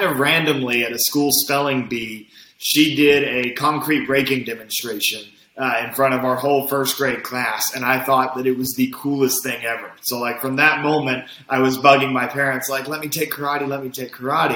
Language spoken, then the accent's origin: English; Kentucky, United States; moved away as an adult; also born or lived in California / Oklahoma City; now in Washington, D.C., United States; I was born and raised in Kentucky